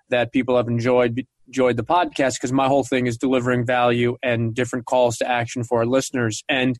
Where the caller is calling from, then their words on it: Greenwich, Connecticut, United States; I'm calling from Greenwich, Connecticut.